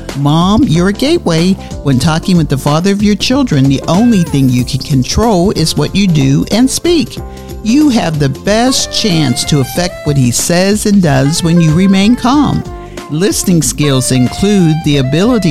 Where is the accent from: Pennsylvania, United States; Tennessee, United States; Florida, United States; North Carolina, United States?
Pennsylvania, United States; Pittsburgh; we were growing up in Pittsburgh, Pennsylvania